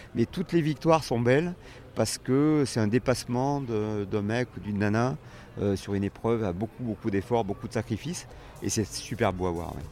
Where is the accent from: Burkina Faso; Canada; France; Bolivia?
France; also born or lived in Dordogne; je suis né en Dordogne, c'est pire, parce que la Dordogne, c'est quand même pas un pays très maritime faut bien le dire. effectivement, je suis arrivé il y a quand j'avais une dizaine d'années euh, sur les bords de la Méditerranée